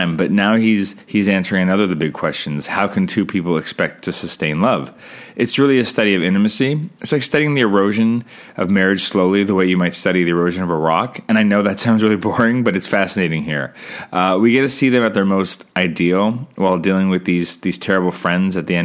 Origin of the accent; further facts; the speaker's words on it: Canada; I'm Canadian filmmaker